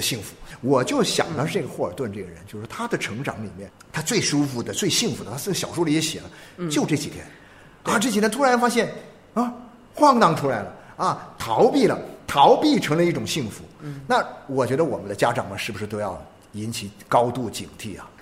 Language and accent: Chinese; China; 在我们中国人的生活的语境里面